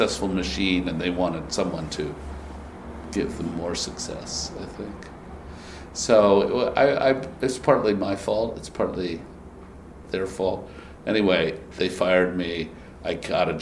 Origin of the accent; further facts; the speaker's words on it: Massachusetts, United States; moved away as an adult; also born or lived in England; now in New York, United States; I was from Massachusetts